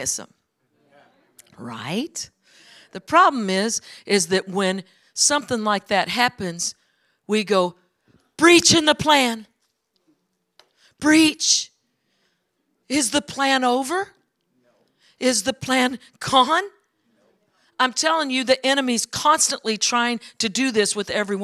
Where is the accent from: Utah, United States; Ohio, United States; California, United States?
California, United States; Orange Cove; moved away; also born or lived in Dinuba, California / Colorado; I was raised in a little town called Orange Cove